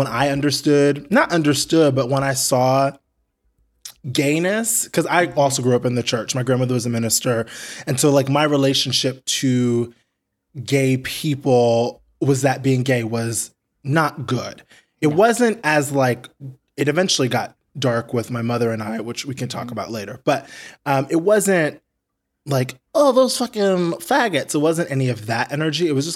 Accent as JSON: {"language": "English", "region": "New York", "country": "United States", "tie": "born or raised there", "said": "I grew up in New York, born, raised, and then not to you know brag, but I did stay in New York."}